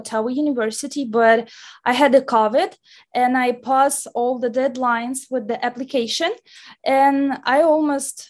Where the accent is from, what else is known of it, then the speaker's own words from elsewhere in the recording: Nizhny Novgorod, Nizhny Novgorod Oblast, Russia; moved away as an adult; now in London, Canada; I'm from Russia, from Nizhny Novgorod. It is a city near to Moscow. And I came here absolutely alone